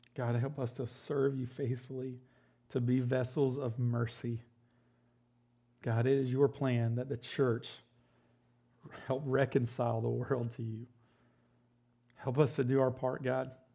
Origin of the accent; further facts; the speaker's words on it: United States; as an American and how I've, I've grown up